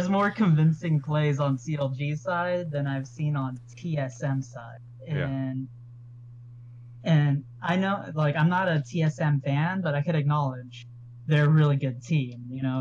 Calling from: Kissimmee, Florida, United States; Kissimmee, Florida.

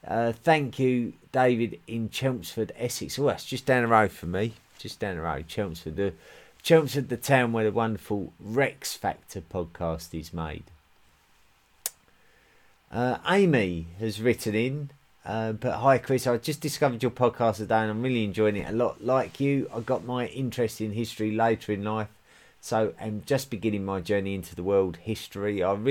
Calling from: Switzerland; I'm listening in from Switzerland.

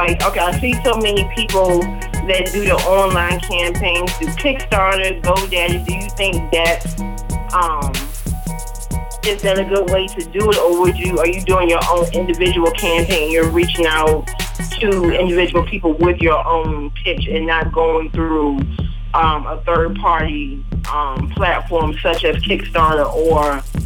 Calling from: Norfolk, Virginia, United States; I'm calling in from Norfolk, Virginia.

